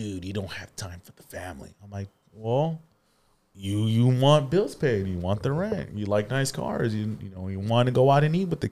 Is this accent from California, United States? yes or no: yes; Norwalk, California, United States; I grew up in California, Norwalk